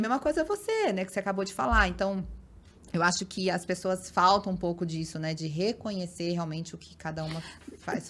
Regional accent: Paulínia, São Paulo, Brazil; eu sou de Paulínia, região de Campinas

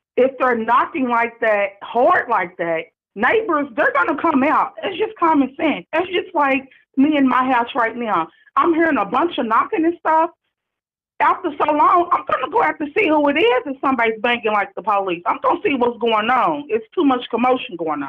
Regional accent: Louisville, Kentucky, United States; I'm calling from Louisville, Kentucky. I was born and raised here.

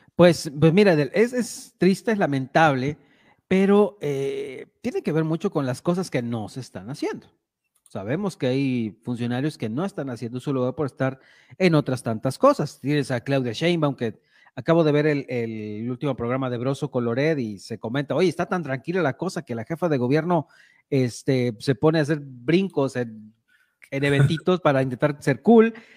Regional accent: La Huasteca, Mexico; los mexicanos, en especial para los que somos de la Huasteca

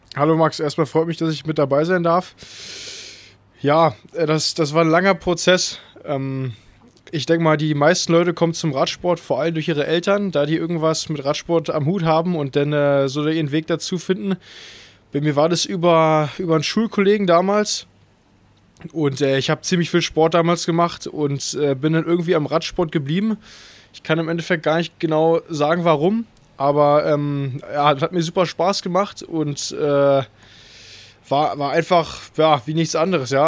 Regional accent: Berlin, Germany; also born or lived in Cologne; meine Heimat ist auf jeden Fall Berlin

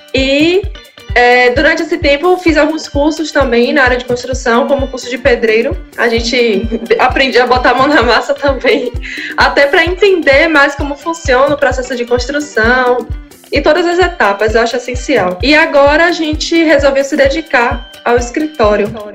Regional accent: Salvador, Bahia, Brazil; Eu nasci aqui em plataforma, só que na, na comunidade

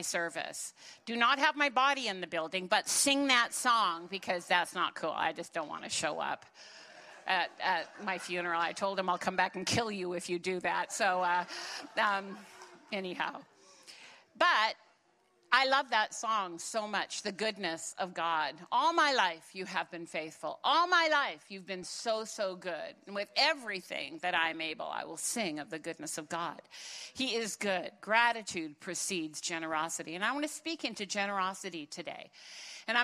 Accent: Canada; first language German; English is a second language; I am a first-generation Canadian

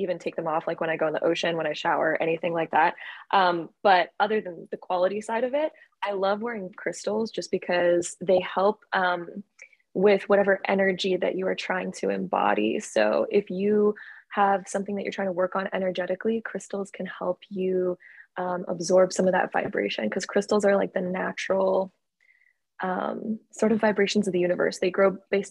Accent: Canada; I am originally from Canada. I was born and raised in Canada

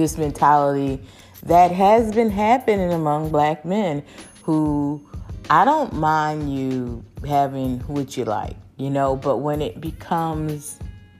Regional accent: United States; I'm American girl

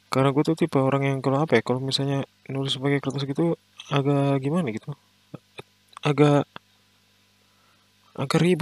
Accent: Bogor, West Java, Indonesia; now in Yogyakarta, Indonesia; gue sekarang lagi menetap di Jogja uh, tapi jelasnya tuh gue dari asalnya gue dari Bogor

